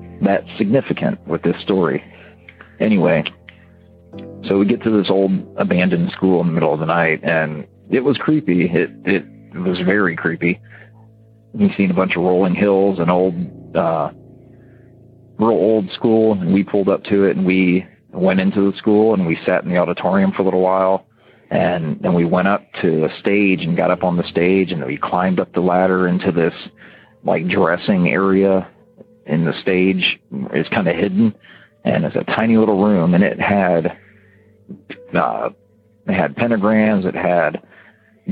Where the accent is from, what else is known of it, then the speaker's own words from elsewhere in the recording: Ohio, United States; I was from Ohio